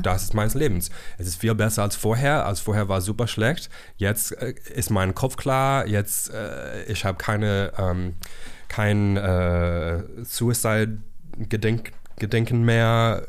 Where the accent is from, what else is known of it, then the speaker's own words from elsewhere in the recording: South Carolina, United States; German is a second language; moved away as an adult; also born or lived in San Francisco; now in Berlin, Germany; komme ich aus Amerika. Ich war in South Carolina geboren und ich habe ähm, aus San Francisco nach Berlin umgezogen vor zehn Jahren.